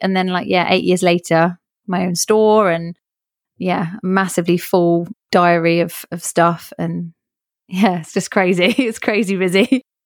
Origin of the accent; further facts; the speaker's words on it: England, United Kingdom; born and raised in England